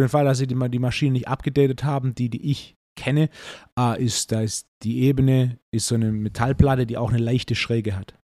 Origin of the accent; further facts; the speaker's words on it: Swabia, Baden-Württemberg, Germany; als echter Schwabe